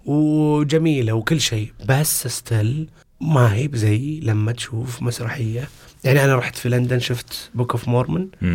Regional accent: Riyadh, Riyadh Province, Saudi Arabia; انا محظوظ اني من الرياض

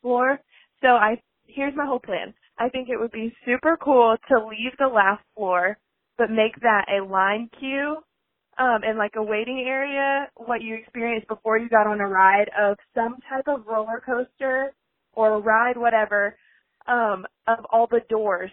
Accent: Augusta, Georgia, United States; I am from Augusta, Georgia

